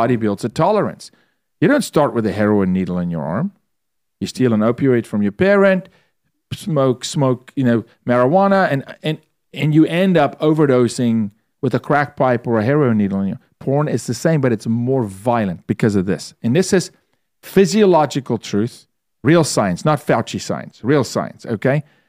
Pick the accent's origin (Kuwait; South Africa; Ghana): South Africa; moved away as an adult; also born or lived in Toronto, Canada; now in United States; I'm from South Africa. I lived through apartheid